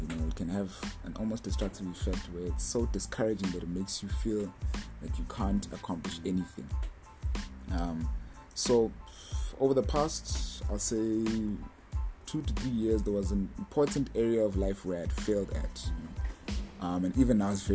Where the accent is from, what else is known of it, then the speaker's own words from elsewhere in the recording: South Africa; I'm from South Africa, part of a ministry